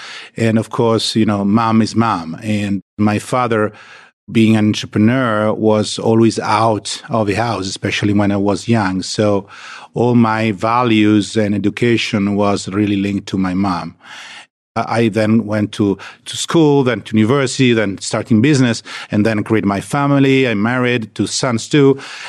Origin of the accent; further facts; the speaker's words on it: Lombardy, Italy; English is a second language; Yeah, I grew up in Italy, in a small village in the countryside of Milan.